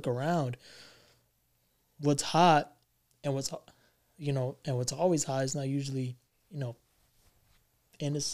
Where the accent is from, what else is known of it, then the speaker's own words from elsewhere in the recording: New York City, New York, United States; I'm from Bronx